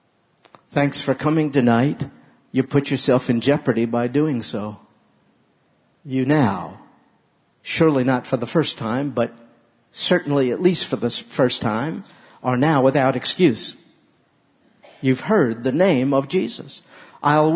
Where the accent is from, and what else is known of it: New York, United States